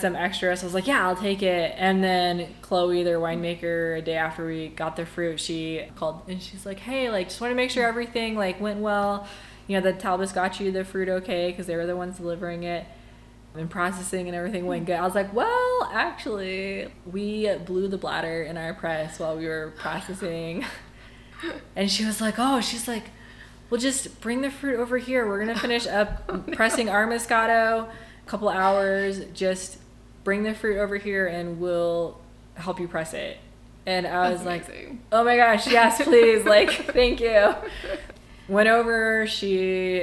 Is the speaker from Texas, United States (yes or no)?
yes; Amarillo, Texas, United States; now in Palisade, United States; Growing up in Amarillo, we lived outside of town